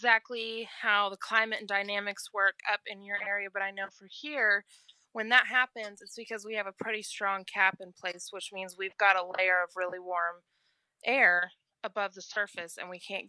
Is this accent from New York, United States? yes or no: no; Oklahoma, United States; I'm from Oklahoma.